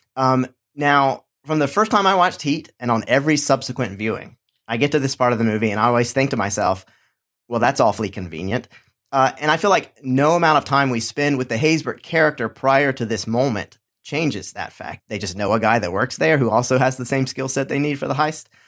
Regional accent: Charlotte, North Carolina, United States; my hometown of Charlotte, North Carolina

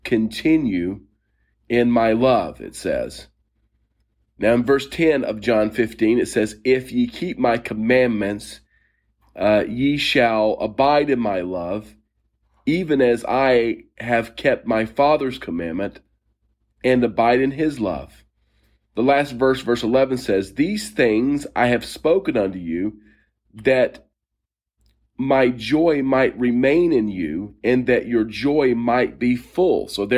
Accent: Steeple Aston, South East England, United Kingdom; I grew up in and around Oxfordshire in a little town called Steeple-Aston, little village, I should say, not far from a military base.

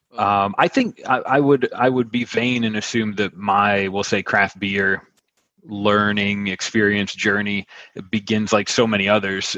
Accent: Buffalo, New York, United States; moved away as an adult; now in Wilmington, United States; I'm from Buffalo

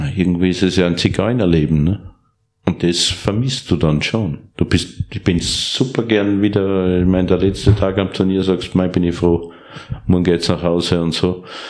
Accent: Steyr, Upper Austria, Austria; Ich bin in Steyr, Oberösterreich geboren aufgewachsen

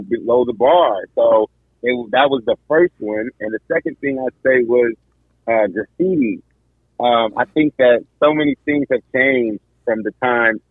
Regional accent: Akwa Ibom, Nigeria; I am Nigerian, from Akwa Ibom State, Nigeria

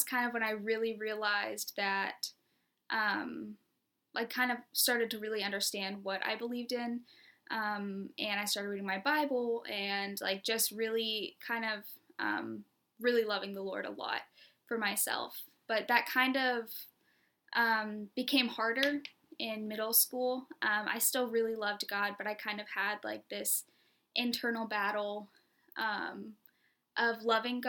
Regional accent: Charleston, South Carolina, United States; moved away as an adult; also born or lived in Ohio; now in Rock Hill, United States; I grew up in Charleston, South Carolina

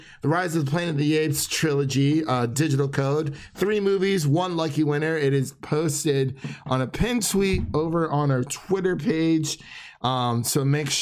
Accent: Cleveland, Ohio, United States; moved away as an adult; now in Nashville, United States; We're both from the Cleveland area, so we went to high school together, grew up.

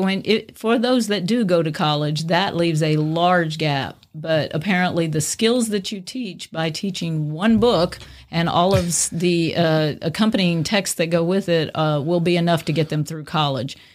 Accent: Cajun, Louisiana, United States; I'm a Cajun woman

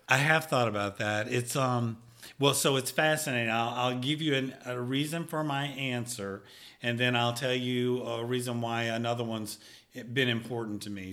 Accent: Picayune, Mississippi, United States; I was born and raised in Picayune, Mississippi, and I actually grew up on Goodyear Boulevard

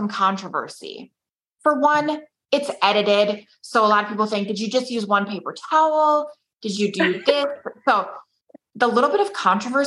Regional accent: Minnesota, United States; I'm from Minnesota

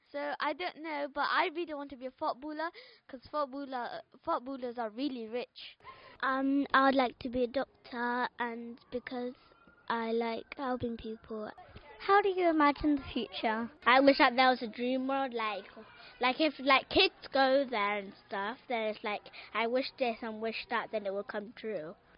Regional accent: Somalia; now in Bristol, United Kingdom; I'm nine years old and I'm from Somalia

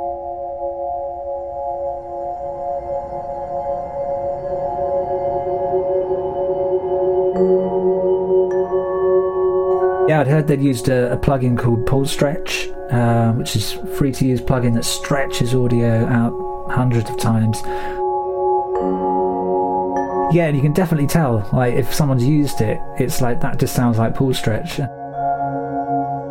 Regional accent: Somerset, South West England, United Kingdom; I'm a composer from Somerset in England

